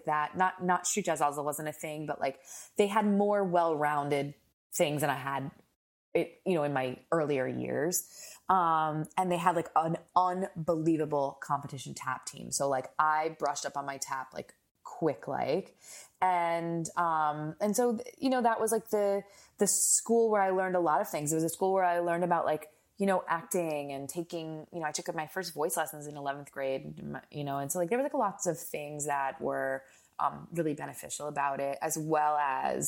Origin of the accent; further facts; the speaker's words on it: New Jersey, United States; I grew up in New Jersey